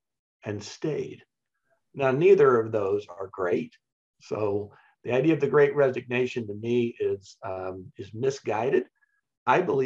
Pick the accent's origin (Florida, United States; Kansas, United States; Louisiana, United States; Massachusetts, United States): Kansas, United States; I grew up in Kansas